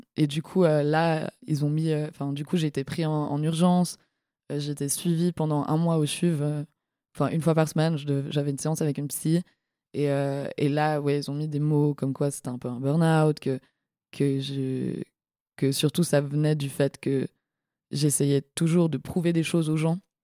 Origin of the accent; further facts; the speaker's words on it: La Côte, Vaud, Switzerland; moved away as an adult; now in Lausanne, Switzerland; sur euh, la côte, là où j'ai grandi